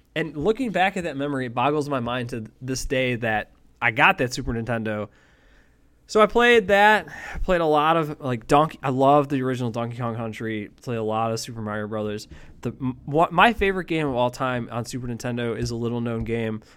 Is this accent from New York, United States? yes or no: yes; Buffalo, New York, United States; also born or lived in Eden, New York; I grew up originally in Buffalo, New York